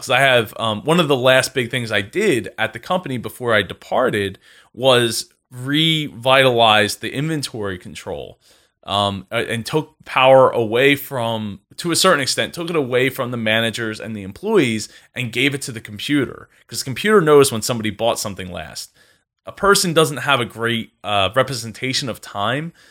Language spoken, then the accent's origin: English; New Jersey, United States; I grew up in the house I live